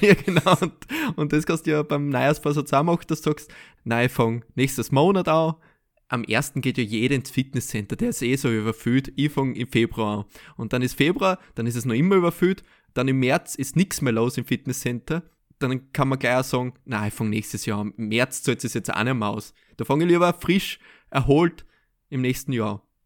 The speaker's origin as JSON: {"language": "German", "country": "Austria", "said": "als Österreicher"}